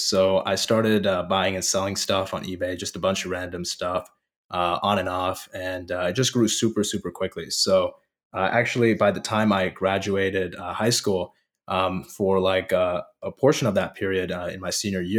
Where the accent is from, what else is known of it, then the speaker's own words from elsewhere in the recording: Indiana, United States; also born or lived in Fort Collins, Colorado; I was raised in Colorado, in the Denver area, in a city called Fort Collins. And then I moved to Northwest Indiana, Chicago suburbs. And I essentially was, for the most part, raised there for my entire childhood.